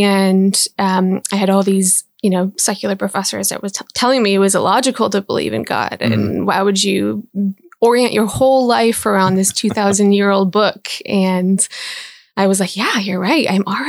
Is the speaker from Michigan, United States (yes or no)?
yes; Big Rapids, Michigan, United States; So I was born in Big Rapids, Michigan, right? I grew up mostly in Michigan. I moved around quite a bit.